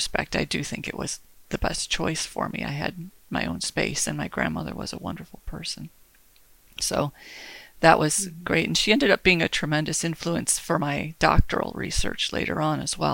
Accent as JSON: {"language": "English", "town": "Detroit", "region": "Michigan", "country": "United States", "tie": "born or raised there", "said": "I was born and raised in Michigan, in Metro Detroit"}